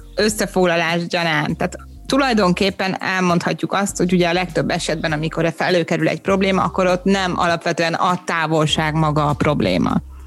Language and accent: Hungarian; Hungary; moved away; én is egy kivándorolt magyar vagyok